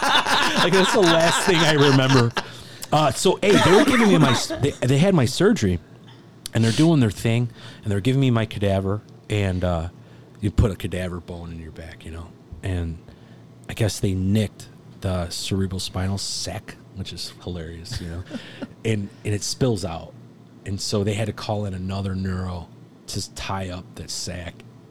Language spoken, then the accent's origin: English; New York, United States; I'm from Long Island, you know, Jewish.